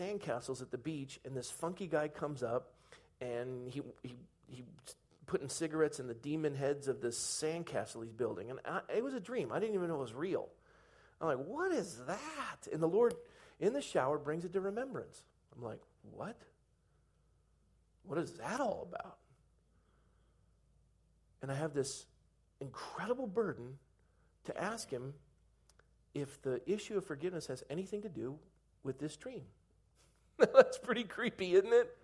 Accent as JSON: {"language": "English", "town": "Coronado", "region": "California", "country": "United States", "tie": "born or raised there", "moved": "yes", "said": "a young school friend that I'd had growing up in Coronado"}